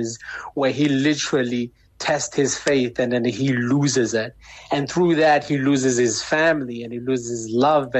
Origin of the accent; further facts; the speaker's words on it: Pretoria, Gauteng, South Africa; also born or lived in Chicago, United States; I'm actually from Pretoria, born and raised, but, you know, in and out the country, you know, as my dad is actually foreign, he's an American